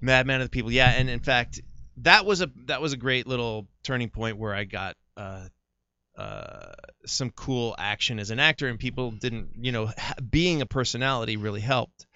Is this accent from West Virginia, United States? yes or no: no; California, United States; moved away as an adult; also born or lived in New Jersey; I grew up in California